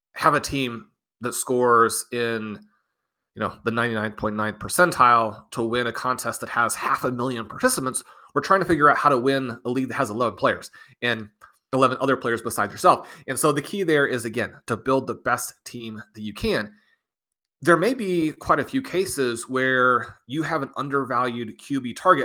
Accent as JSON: {"language": "English", "town": "Kansas City", "region": "Missouri", "country": "United States", "said": "I'm from Kansas City"}